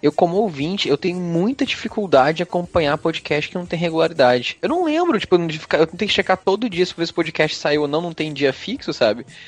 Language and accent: Portuguese; Rio de Janeiro, Brazil; como eu sou carioca